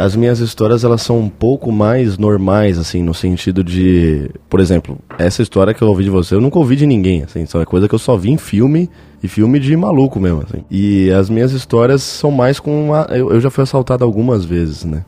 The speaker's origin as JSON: {"language": "Portuguese", "region": "São Paulo", "country": "Brazil", "said": "eu tô em Curitiba, tá ligado? Eu sou paulistano"}